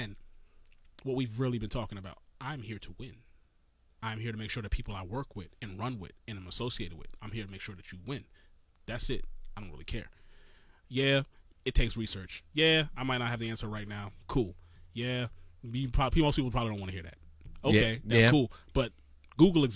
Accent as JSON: {"language": "English", "town": "New York City", "region": "New York", "country": "United States", "moved": "yes", "lives_now": "Maryland, United States", "said": "I am from Brooklyn, New York still"}